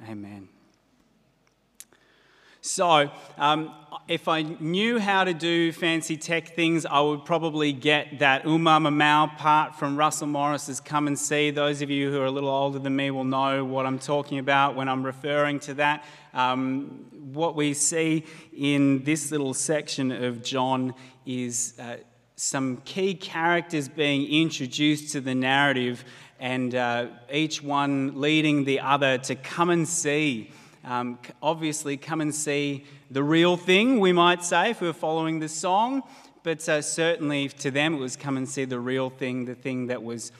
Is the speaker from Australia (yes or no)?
yes; Blue Mountains, New South Wales, Australia; moved away; I grew up in the Blue Mountains